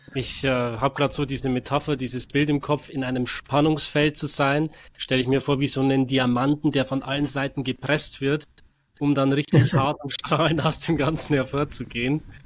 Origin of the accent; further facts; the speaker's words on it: Germany; bei uns in Deutschland